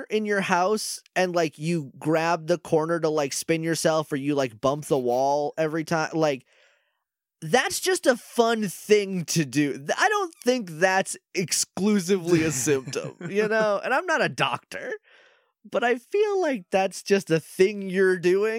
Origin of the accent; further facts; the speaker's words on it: New England, United States; I'm just from New England.